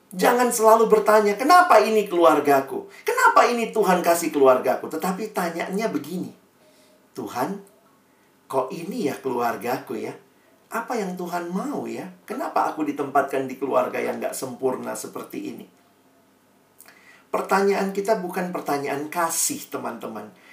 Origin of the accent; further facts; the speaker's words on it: Ambon, Maluku, Indonesia; Eh, orang Ambon kayak saya.